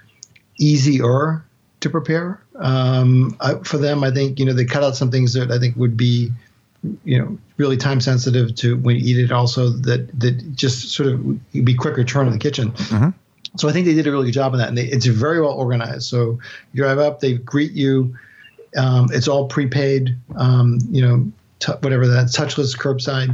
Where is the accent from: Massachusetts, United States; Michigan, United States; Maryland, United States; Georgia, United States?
Massachusetts, United States; moved away as an adult; also born or lived in New Hampshire / New York; now in Louisville, United States; I grew up in Massachusetts and we had a house in Hampshire.